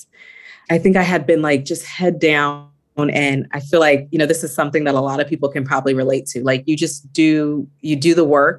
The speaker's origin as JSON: {"language": "English", "region": "California", "country": "United States", "tie": "born or raised there", "said": "move back to California, my hometown"}